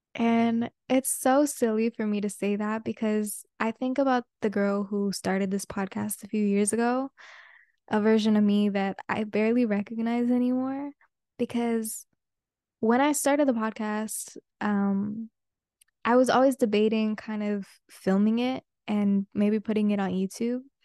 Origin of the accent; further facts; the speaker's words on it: the Bay Area, California, United States; first language Spanish; English is a second language; moved away; I am a Bay girl through and through and through and through